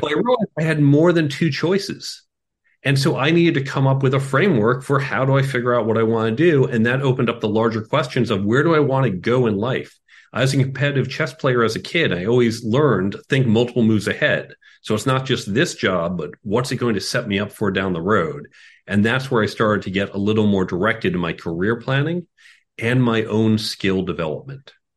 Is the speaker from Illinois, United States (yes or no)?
yes; Chicago, Illinois, United States; moved away; I grew up in Chicago